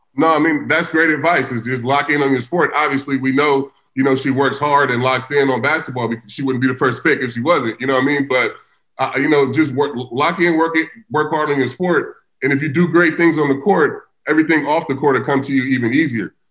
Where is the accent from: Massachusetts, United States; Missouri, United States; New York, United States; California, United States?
California, United States; Vallejo; I grew up in the hood. I grew up in Vallejo, California.